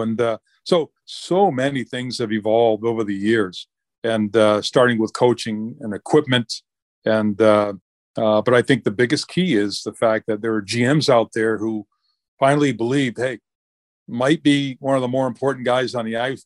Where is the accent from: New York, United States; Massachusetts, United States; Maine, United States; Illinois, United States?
Maine, United States; Augusta; I was probably twelve or thirteen when a rink was built in, uh, my hometown and, uh, in Augusta, Maine, or right outside of Augusta